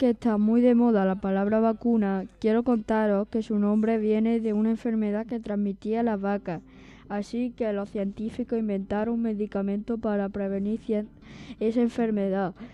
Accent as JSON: {"language": "Spanish", "region": "Andalusia", "country": "Spain", "said": "Informaros que aproximadamente somos 8 millones y medio de andaluces"}